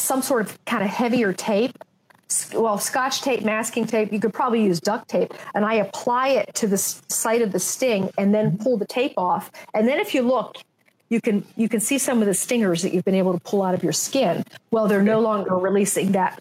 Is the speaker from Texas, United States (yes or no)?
no; Pittsburgh, Pennsylvania, United States; moved away; I'm from Pittsburgh